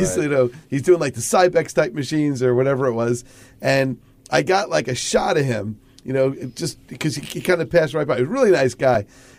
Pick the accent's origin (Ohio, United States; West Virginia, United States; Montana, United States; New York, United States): New York, United States; New York City; I remember growing up in Queens, Arnold Schwarzenegger did a movie in my neighborhood.